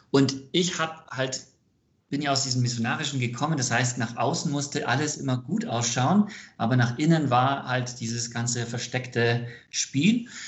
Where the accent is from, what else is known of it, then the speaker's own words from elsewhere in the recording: United States; born there; Ich bin ähm, gebürtiger Amerikaner.